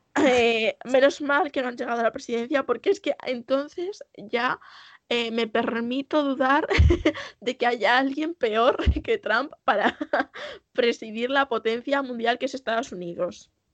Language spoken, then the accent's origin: Spanish; Castilla-La Mancha, Spain